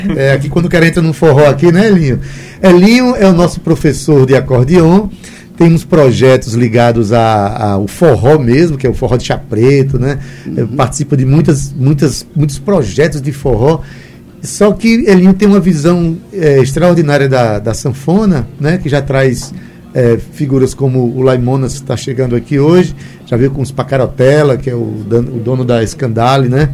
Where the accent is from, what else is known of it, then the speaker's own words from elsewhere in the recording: Itabaiana, Paraíba, Brazil; eu sou da, da, cidade de Itabaiana